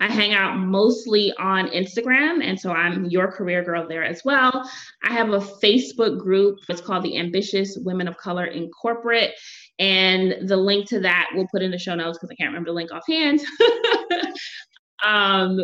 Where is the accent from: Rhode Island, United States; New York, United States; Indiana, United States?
New York, United States; New York City; I'm from Brooklyn, I'm not French